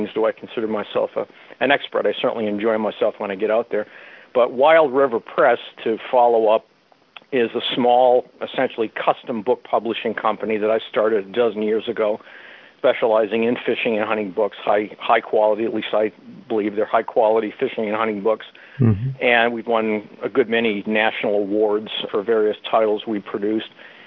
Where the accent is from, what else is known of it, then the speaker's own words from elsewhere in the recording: New England, United States; ever since I was a kid growing up in New England